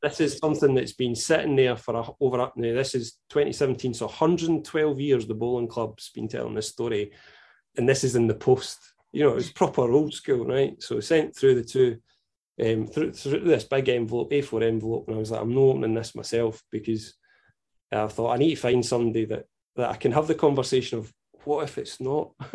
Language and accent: English; Scotland, United Kingdom; I'm proud Scot, mad about our history